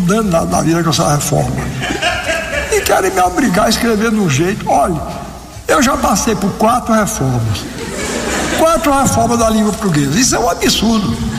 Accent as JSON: {"language": "Portuguese", "country": "Brazil", "tie": "born or raised there", "said": "eu nasci num país que fala português"}